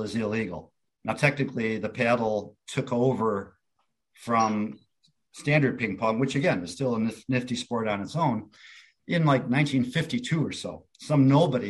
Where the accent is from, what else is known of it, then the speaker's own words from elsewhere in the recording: Cicero, Illinois, United States; moved away as an adult; also born or lived in Minnesota / Decatur, Illinois; I'm from the Chicago area. I grew up in Cicero, and I went to school in Decatur, Illinois